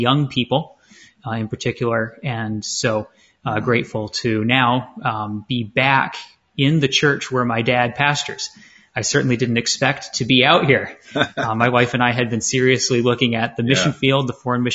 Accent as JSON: {"language": "English", "region": "southern Maine", "country": "United States", "tie": "born or raised there", "also_born_or_lived": "Detroit area, Michigan / Greenville, South Carolina", "moved": "as an adult", "lives_now": "Chandler, United States", "said": "I was born in the Detroit area, grew up in Maine on the coast of southern Maine"}